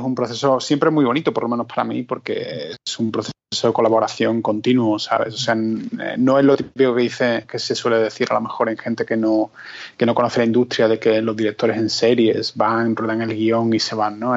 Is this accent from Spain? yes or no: yes; Spain; moved away; éramos como dos españoles